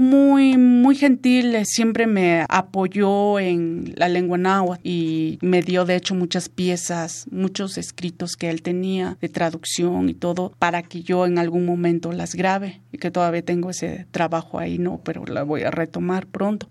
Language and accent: Spanish; Mixteca, Mexico; first language Mixtec; Spanish is a second language; now in Mexico City, Mexico; yo crecí con música tradicional, mi papá fue músico pues de cuartetos, así que tocaba el violín, cantaba mixteco